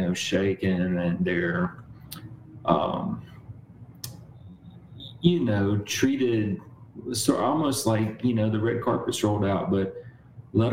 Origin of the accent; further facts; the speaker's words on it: Mississippi, United States; I grew up in Mississippi